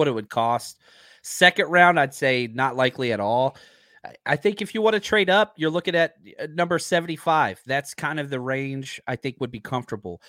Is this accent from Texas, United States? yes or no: yes; Texas, United States; I'm from Texas